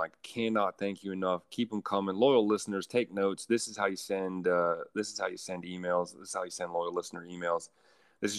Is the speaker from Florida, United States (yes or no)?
yes; Dade City, Florida, United States; I am not from Miami-Dade County. I'm from Pasco County, Dade City